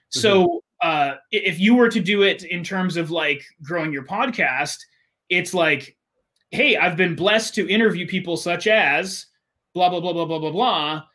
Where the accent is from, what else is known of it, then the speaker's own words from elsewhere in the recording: United States; I grew up with in America